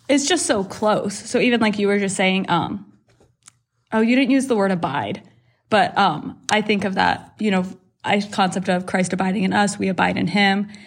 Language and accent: English; Worthington, Ohio, United States; born or raised there; also born or lived in Canada